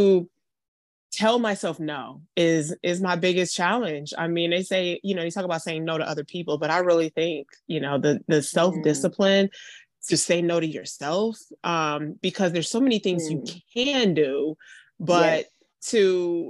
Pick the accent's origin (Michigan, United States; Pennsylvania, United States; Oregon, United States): Michigan, United States; Detroit; now in Atlanta, United States; I'm in my hometown of Detroit, Michigan. I live in Atlanta now